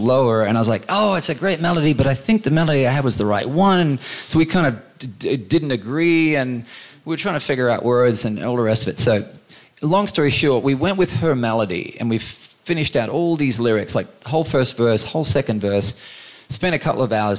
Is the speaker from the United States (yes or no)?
no; Queensland, Australia; growing up in Queensland